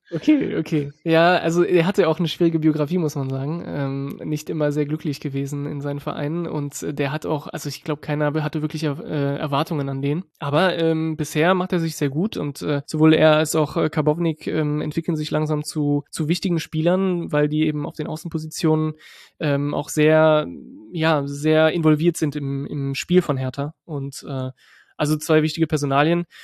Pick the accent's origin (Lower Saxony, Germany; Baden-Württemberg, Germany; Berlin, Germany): Berlin, Germany; also born or lived in France; ursprünglich aus Frankreich, in Berlin dann äh, groß geworden als, als Franzose